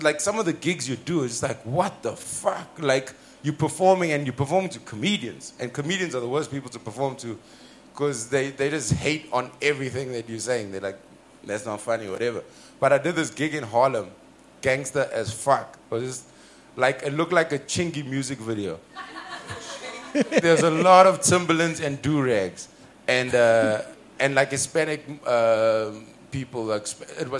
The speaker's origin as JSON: {"language": "English", "country": "South Africa", "said": "I'm from Africa."}